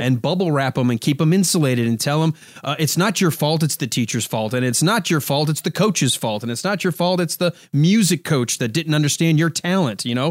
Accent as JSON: {"language": "English", "country": "United States", "said": "I'm from America"}